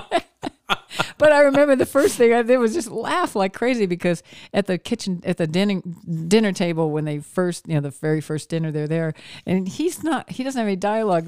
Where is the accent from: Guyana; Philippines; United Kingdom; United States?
United States; Maine; moved away; where I grew up in Maine